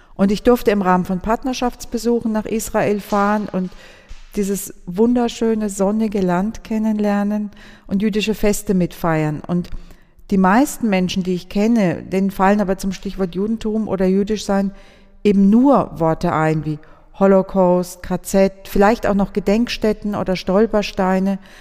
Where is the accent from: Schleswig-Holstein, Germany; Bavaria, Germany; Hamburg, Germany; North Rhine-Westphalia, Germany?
Bavaria, Germany; Würzburg; Wir sind ja beide Würzburger